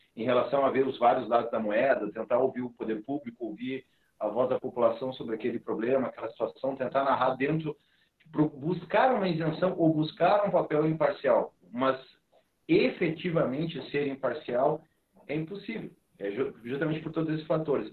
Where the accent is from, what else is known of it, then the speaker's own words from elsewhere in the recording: Rio Grande do Sul, Brazil; nós aqui somos gaúchos